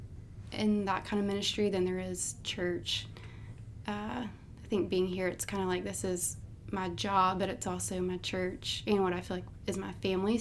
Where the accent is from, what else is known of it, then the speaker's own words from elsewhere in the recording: Montgomery, Alabama, United States; moved away as an adult; also born or lived in Auburn, Alabama; now in Birmingham, United States; I moved from Montgomery to Auburn